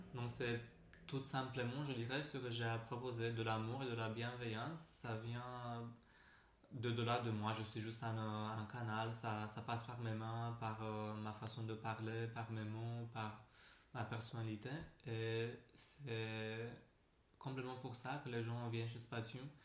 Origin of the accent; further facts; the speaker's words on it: Romania; French is a second language; moved away as an adult; now in Paris, France; je viens de la Roumanie à la base